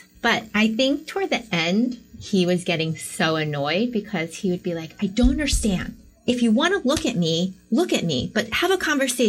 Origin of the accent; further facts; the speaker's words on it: United States; I'm like, I'm American. I like tried to like pull my most American accent I could so they didn't think I was a local.